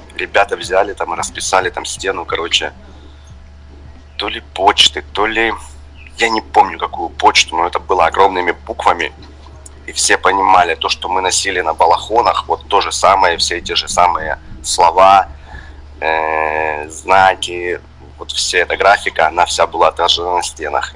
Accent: Donetsk, Donetsk Oblast, Ukraine; also born or lived in Pryvillia, Luhansk Oblast; я больше из Донецка, хотя родился в Луганской области

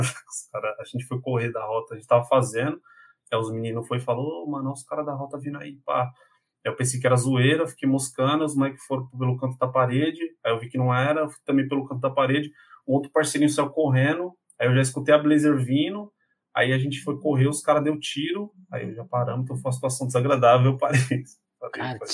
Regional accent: São Paulo, Brazil; Eu nasci, cresci em um bairro de periferia de São Paulo, né? São Paulo uhum. capital. Então eu sou do Jardim Apurá

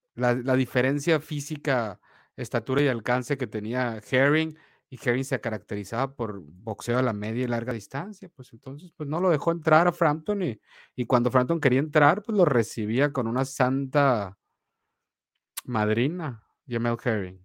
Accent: Sonora, Mexico; soy mexicano y me y sonorense

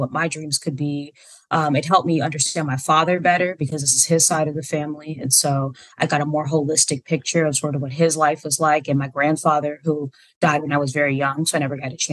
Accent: Alexandria, Virginia, United States; moved away as an adult; also born or lived in Fairfax, Virginia / Springfield, Virginia / Washington, D.C. / Southern Maryland; now in Seattle, United States; I was born in Fairfax, Virginia, and then raised in Springfield. And eventually most of my life, I lived in Alexandria, Virginia

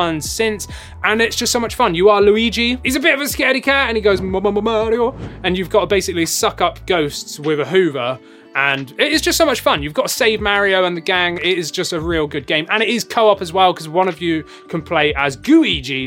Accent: England, United Kingdom; I'm English

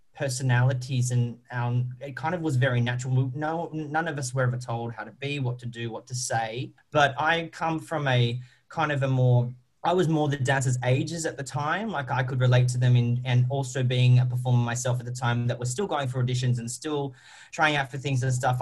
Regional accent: Australia; accent: Australian; I am an Australian

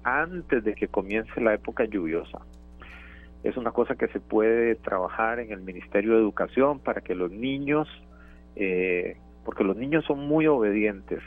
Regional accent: Turrialba, Cartago, Costa Rica; para los que somos de Turrialba

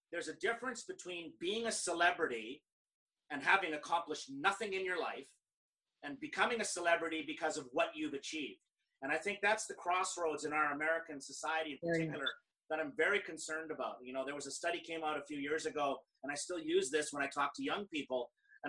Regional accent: Canada; I'm Canadian

